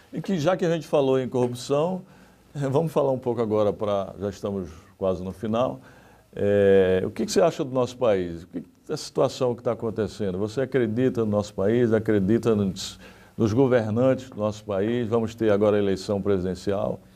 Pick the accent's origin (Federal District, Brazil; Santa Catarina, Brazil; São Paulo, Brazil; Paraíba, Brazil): Paraíba, Brazil; Santana dos Garrotes; moved away; also born or lived in Recife; na cidade onde eu nasci, né, que é uma cidadezinha pequenininha, Santana dos Garrotes, com cerca de 5 mil habitantes